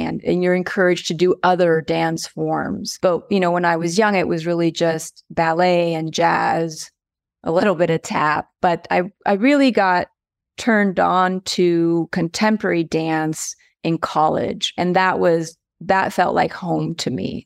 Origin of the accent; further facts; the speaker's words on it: United States; also born or lived in Aigle, Switzerland / New York City, United States; now in Colorado Springs, United States; my family immigrated over here when I was in fourth grade. which was a little while ago. But, so I've been here in the United States since fourth grade